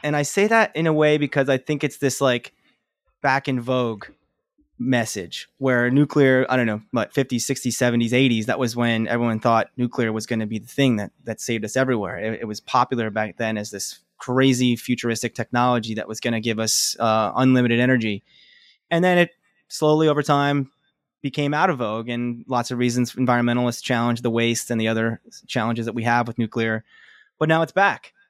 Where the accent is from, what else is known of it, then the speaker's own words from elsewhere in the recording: Philadelphia, Pennsylvania, United States; I grew up in the Philadelphia area